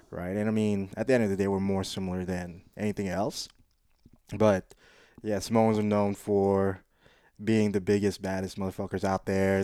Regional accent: Quezon City, Metro Manila, Philippines; moved away; also born or lived in South Side, Hawaii, United States; growing up in the Philippines, I was in the biggest metropolitan area called Quezon City

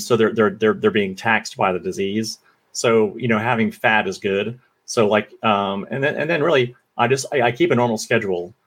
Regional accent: Florida, United States; growing up in Florida. You know, I was a kid in a trailer park

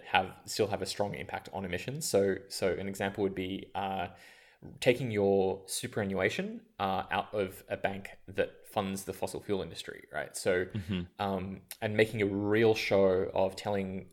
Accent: Australia; moved away as an adult; also born or lived in India; growing up in Australia

